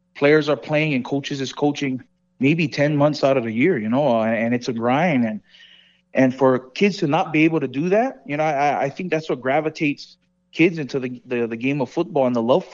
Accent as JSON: {"language": "English", "region": "Hawaii", "country": "United States", "moved": "as an adult", "lives_now": "Las Vegas, United States", "said": "I'm from Hawaii. You know, I wear my culture on my sleeve, and I'm proud where I'm from"}